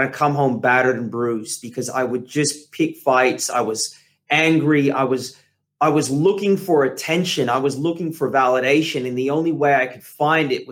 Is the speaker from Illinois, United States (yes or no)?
no; California, United States; I grew up in California